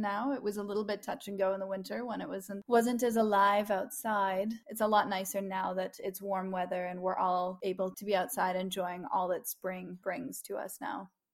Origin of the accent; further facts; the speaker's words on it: Madawaska River headwaters, Ontario, Canada; I belong to the Madawaska Madawaskarini Algonquin people, and specifically those at the headwaters of the Madawaska